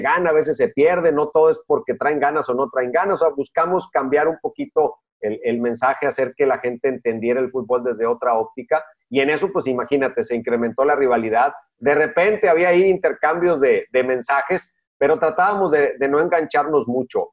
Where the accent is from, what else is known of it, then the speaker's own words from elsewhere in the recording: Monterrey, Nuevo León, Mexico; yo me considero mexicano porque más allá de donde nací, pues todo lo que tengo memoria es desde que llegué a Monterrey hasta la fecha.